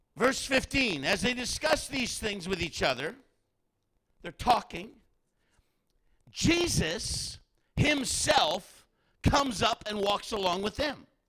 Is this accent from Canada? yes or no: yes; Canada; we're from Canada